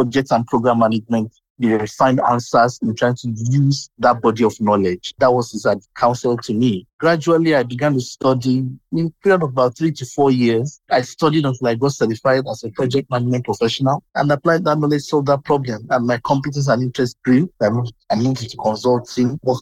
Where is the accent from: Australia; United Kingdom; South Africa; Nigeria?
Nigeria; southwestern Nigeria; I was born in Nigeria, that's in West Africa. I had my younger years in the southwestern region of Nigeria.